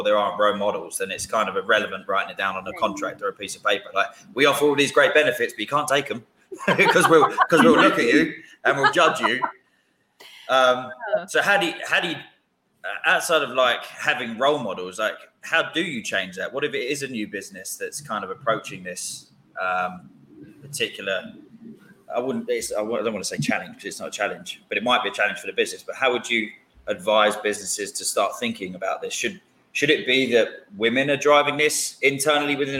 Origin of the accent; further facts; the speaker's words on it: London, United Kingdom; I'm from London